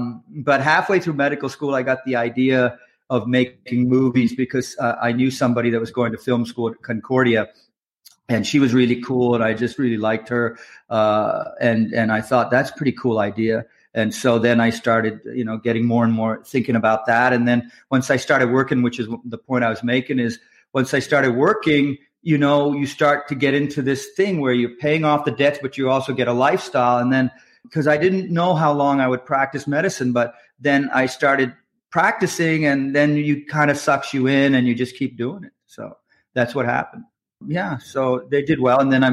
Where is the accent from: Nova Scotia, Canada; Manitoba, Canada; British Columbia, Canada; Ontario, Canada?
Nova Scotia, Canada; moved away as an adult; also born or lived in Halifax / Toronto; I'm from Canada. I grew up in Canada, and I grew up in Nova Scotia, which in a little town in Nova Scotia.